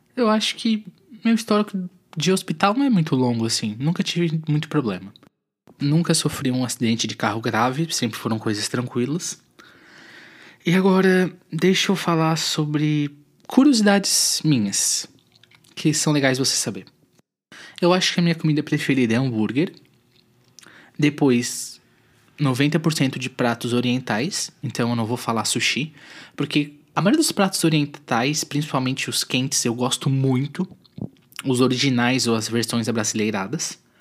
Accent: Tubarão, Santa Catarina, Brazil; also born or lived in Florianópolis / São José / Curitiba; Eu sou de Tubarão, cidade no sul de Santa Catarina, sou natural daqui.

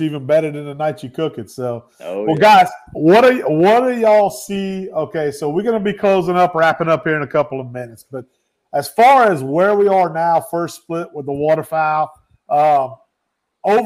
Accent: Evangeline Parish, Acadiana, Louisiana, United States; I grew up around Evangeline Parish, right at the heart of Acadiana in that area.

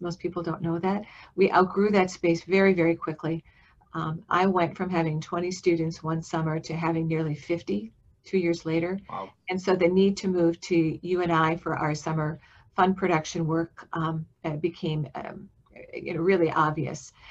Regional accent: Milwaukee, Wisconsin, United States; moved away as an adult; also born or lived in Austin, Texas; now in Iowa, United States; I grew up in uh, Wisconsin. I grew up in Milwaukee.

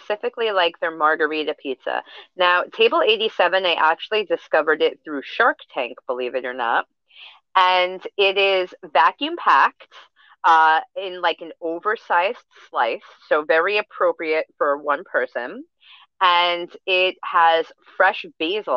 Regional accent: New York, United States; we're from New York

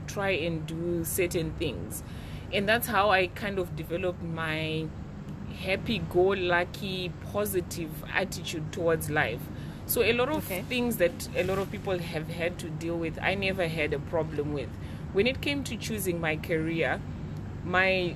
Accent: Mutare, Manicaland, Zimbabwe; I grew up in Mutare, which is like a very small city in Zimbabwe.

